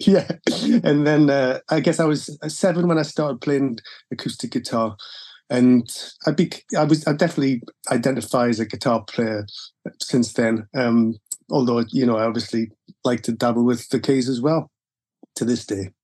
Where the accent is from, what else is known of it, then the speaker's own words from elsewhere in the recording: Gateshead, North East England, United Kingdom; I had a pretty normal uh, life in Gateshead.